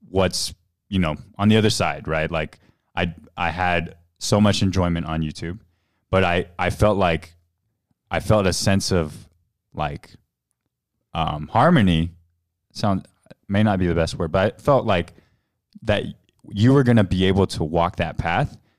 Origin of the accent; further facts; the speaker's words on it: Houston, Texas, United States; moved away; I grew up in Houston, um, as an Asian American